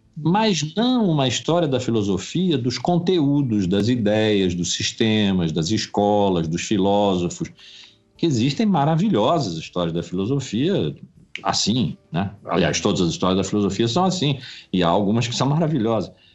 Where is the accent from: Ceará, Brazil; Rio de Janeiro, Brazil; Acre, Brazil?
Rio de Janeiro, Brazil; also born or lived in Blumenau; sempre vivi no Rio